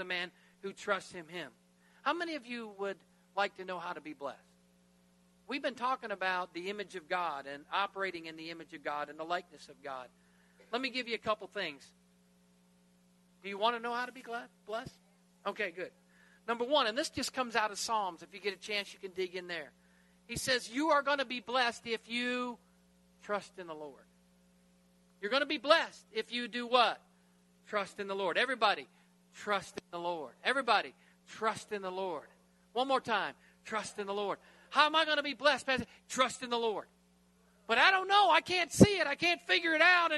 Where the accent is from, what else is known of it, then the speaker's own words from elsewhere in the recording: United States; I'm American